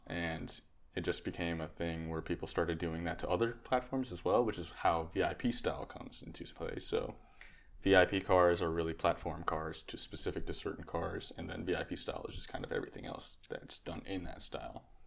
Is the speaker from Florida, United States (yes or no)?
no; Connecticut, United States; moved away as an adult; also born or lived in Texas; I was originally from Connecticut, so I moved the car down to Texas